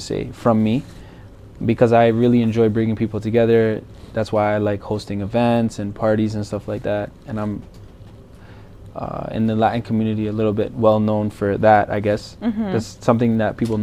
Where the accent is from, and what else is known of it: Mississauga, Ontario, Canada; born or raised there; also born or lived in Brampton, Canada / Colombia